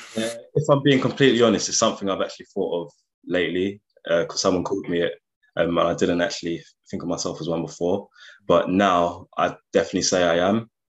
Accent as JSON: {"language": "English", "region": "London", "country": "United Kingdom", "also_born_or_lived": "Nottingham", "moved": "as an adult", "said": "I'm originally from London, so that was a big jump moving from London to Nottingham"}